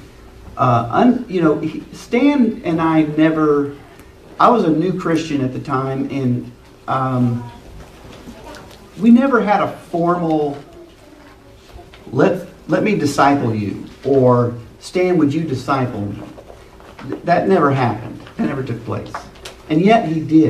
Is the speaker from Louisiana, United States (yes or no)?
no; Liberty, Missouri, United States; I'm from the Kansas City area, Liberty particularly